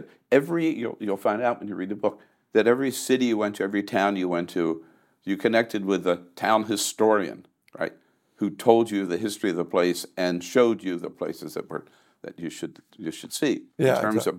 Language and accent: English; Delaware, United States; I'm from Delaware.